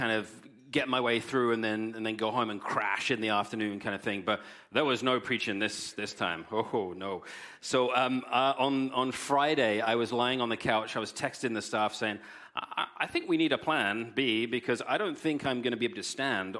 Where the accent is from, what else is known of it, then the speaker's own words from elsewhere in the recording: England, United Kingdom; moved away; I'm English